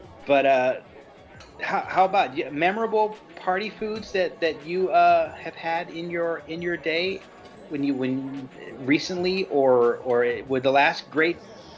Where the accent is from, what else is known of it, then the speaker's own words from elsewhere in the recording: the South, United States; I'm from the South. This is what we do.